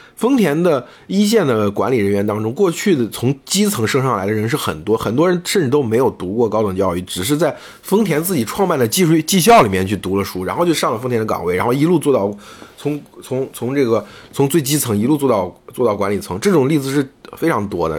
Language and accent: Chinese; China; 我们中国人